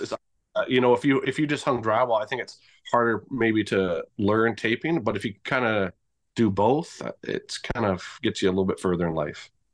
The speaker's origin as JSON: {"language": "English", "town": "Victoria", "region": "British Columbia", "country": "Canada", "moved": "yes", "lives_now": "Grande Prairie, Canada", "said": "I'm originally from Victoria, B C, and I'm currently in Grand Prix, Alberta"}